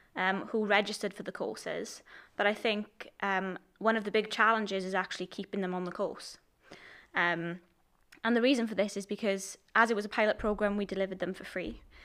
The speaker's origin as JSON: {"language": "English", "town": "Port Talbot", "region": "Wales", "country": "United Kingdom", "said": "I'm from Port Albert"}